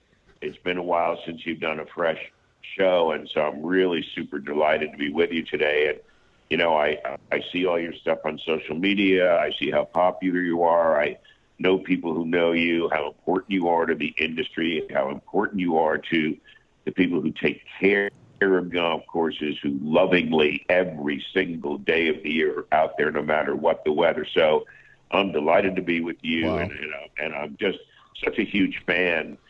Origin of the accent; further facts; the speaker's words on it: United States; I grew up in the New York, New Jersey area as a boy